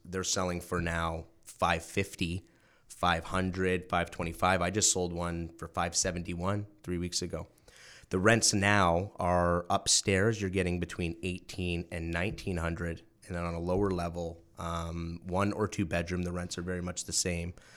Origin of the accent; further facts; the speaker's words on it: New Brunswick, Canada; moved away as an adult; small town in New Brunswick called, uh, Ormacto